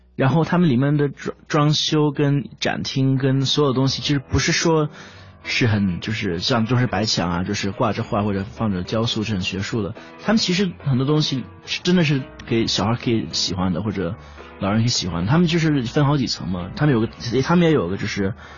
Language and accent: Chinese; London, United Kingdom; 我在伦敦长大的嘛